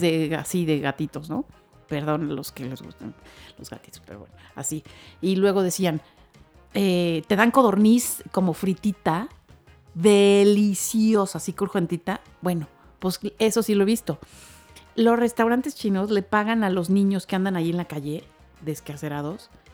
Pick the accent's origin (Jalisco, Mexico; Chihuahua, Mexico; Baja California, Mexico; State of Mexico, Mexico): Baja California, Mexico; Mexicali; moved away; crecí con eso, con los años que viví de niña en Mexicali